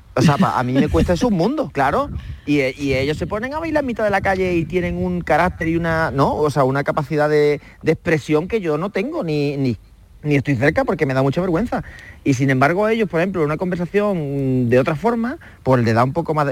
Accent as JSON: {"language": "Spanish", "town": "Calañas", "region": "Andalusia", "country": "Spain", "tie": "born or raised there", "moved": "yes", "said": "mi infancia en Calañas, en, Huelva, en un pueblecito de 3.000 habitantes"}